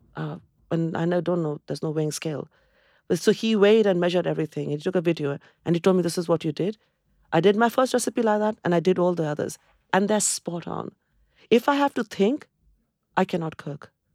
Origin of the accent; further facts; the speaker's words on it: Kolkata, West Bengal, India; moved away as an adult; also born or lived in Cambridge, United Kingdom; now in United Kingdom; I come from Calcutta, where there is this abundance of greenery